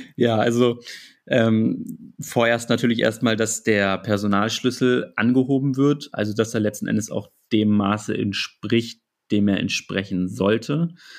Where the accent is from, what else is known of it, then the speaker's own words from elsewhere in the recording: Hanover, Lower Saxony, Germany; komme aus Hannover